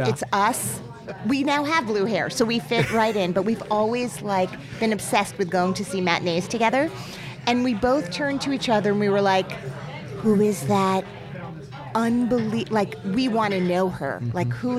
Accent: New Jersey, United States; I grew up in New Jersey, so I was one of those lucky people who had this geographical proximity.

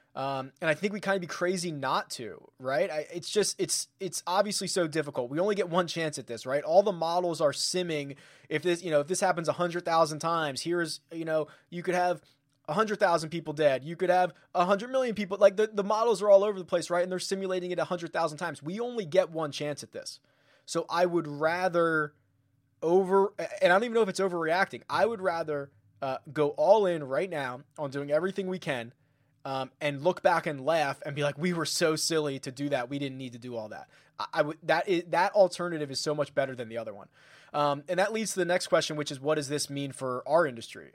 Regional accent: Philadelphia, Pennsylvania, United States; moved away; I'm originally from Philadelphia

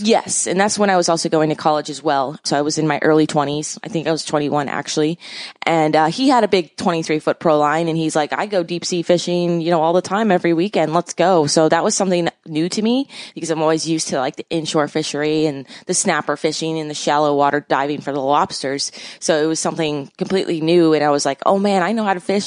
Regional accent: Miami, Florida, United States; I basically grew up in Miami

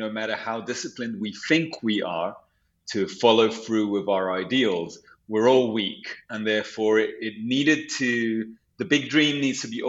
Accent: London, United Kingdom; also born or lived in Santiago, Chile; now in New York, United States; I was raised in London

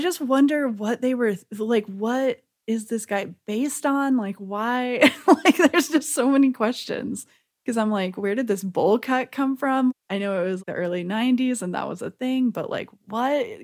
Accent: the South, United States; I'm from the South

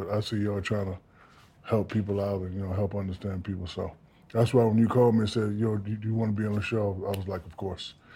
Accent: Newark, New Jersey, United States; I'm from Newark, New Jersey

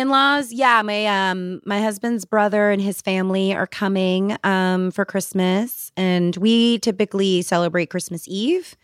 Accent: New Jersey, United States; I'm from New Jersey

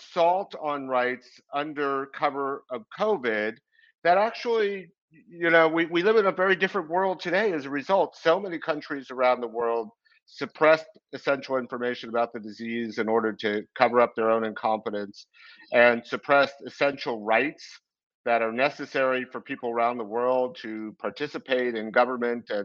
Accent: New York City, New York, United States; I grew up in Brooklyn

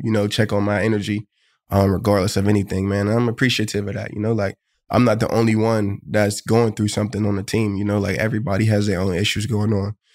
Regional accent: Pittsburgh, Pennsylvania, United States; moved away as an adult; now in Buffalo, United States; Pittsburgh, my hometown

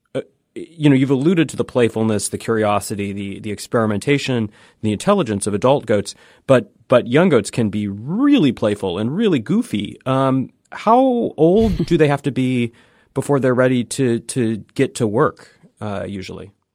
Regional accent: Pacific Northwest, United States; moved away; I'm from the Pacific Northwest

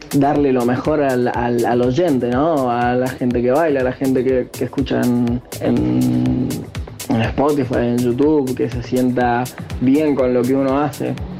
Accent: Argentina; moved away as an adult; now in Tenerife, Spain; me fui de Argentina, estoy viviendo en España, estoy viviendo en Tenerife

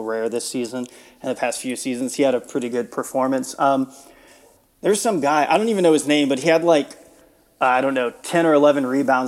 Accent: Houston, Texas, United States; now in Austin, United States; So I grew up in the Houston area. I grew up in a suburb of Houston, but I moved away after school, and I've been in Central Texas and Austin the rest of the time.

